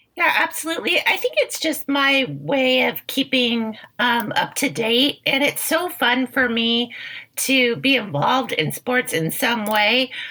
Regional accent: Bay Area, California, United States; I was raised in the Bay Area

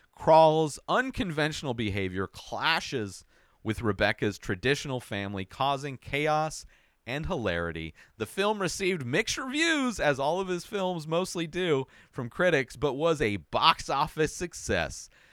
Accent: Southern California, United States; I grew up in Southern California

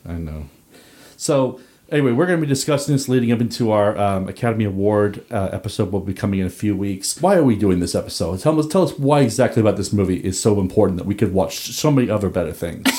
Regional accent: Northern Ireland, United Kingdom; growing up in The Troubles

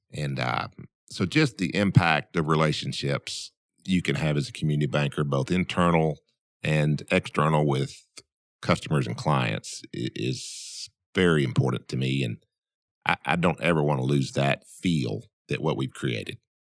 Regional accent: Camden, Arkansas, United States; I grew up in Camden, which was about twenty to twenty-five miles away.

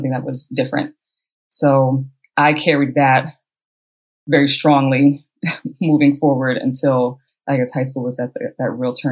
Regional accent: San Francisco, California, United States; also born or lived in Cuba; I'm from San Francisco

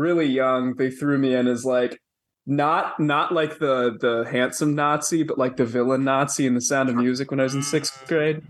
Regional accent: Atlanta, Georgia, United States; I grew up in Atlanta.

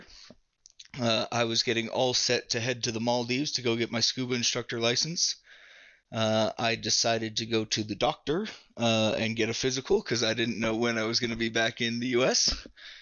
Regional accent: Woodinville, Washington, United States; also born or lived in Australia; now in Yakima, United States; I grew up just outside of Seattle in a town called Woodinville, Washington

